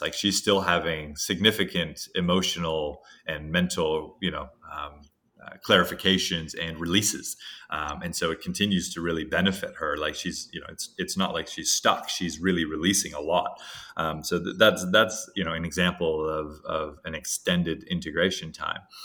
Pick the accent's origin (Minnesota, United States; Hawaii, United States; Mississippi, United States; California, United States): Hawaii, United States; growing up in Hawaii